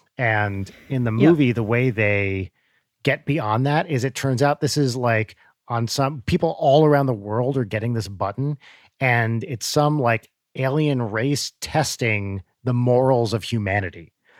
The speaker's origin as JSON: {"language": "English", "town": "Santa Barbara", "region": "California", "country": "United States", "said": "I'm from Santa Barbara, he's from San Diego"}